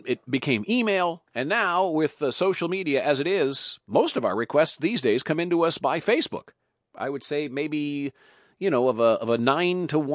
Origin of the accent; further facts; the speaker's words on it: United States; now in Washington, D.C., United States; an American in D.C.